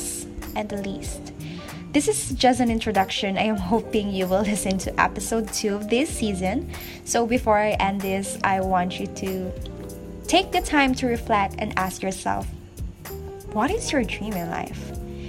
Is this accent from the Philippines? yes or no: yes; Philippines; from the Philippines